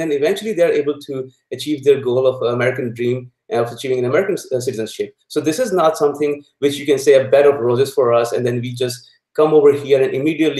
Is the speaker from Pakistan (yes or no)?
yes; Lahore, Punjab, Pakistan; moved away as an adult; now in United States; I'm originally from Pakistan. I was born and raised in Lahore, Pakistan